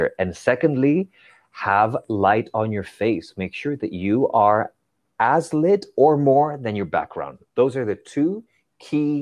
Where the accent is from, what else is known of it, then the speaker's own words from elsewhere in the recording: Spain; moved away as an adult; now in New York City, United States; I grew up in Spain